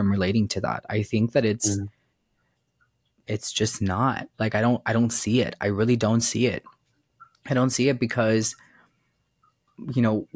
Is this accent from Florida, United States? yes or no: yes; Miami, Florida, United States; also born or lived in Cuba; I was born in Cuba, but I'm from Florida. I was raised in the South. Like, so I thankfully was raised in Miami